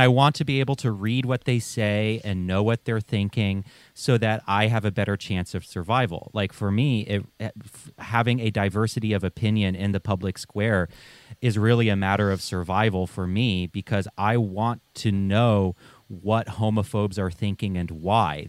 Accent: Western North Carolina, United States; growing up in Western North Carolina

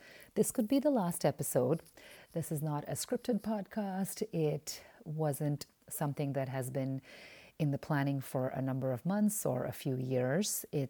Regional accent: Oman; moved away as an adult; also born or lived in India; Now, I was born in India, but I was raised in the Middle East in the Sultanate of Oman. And I grew up in Oman from the age of five.

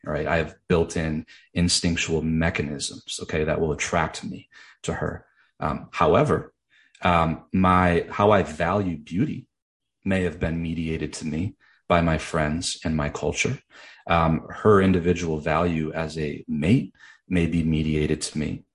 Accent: Grand Rapids, Michigan, United States; as a middle class kid growing up in West Michigan

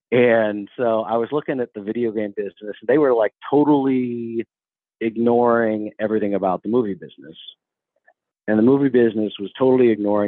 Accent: Dallas, Texas, United States; also born or lived in Austin, Texas; I grew up in Dallas and went to St. Mark's and then went down to University of Texas and studied film and history at University of Texas.

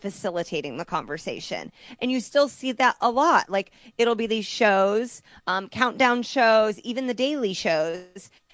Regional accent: Indiana, United States; moved away; I'm from Indiana

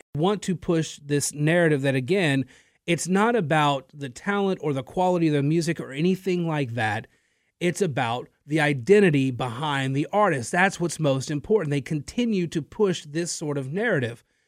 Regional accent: Natchitoches, Louisiana, United States; I grew up in Natchitoches

